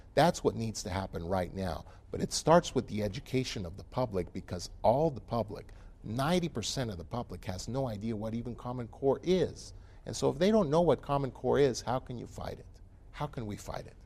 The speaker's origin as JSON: {"language": "English", "country": "United States", "also_born_or_lived": "Utah", "said": "as an American"}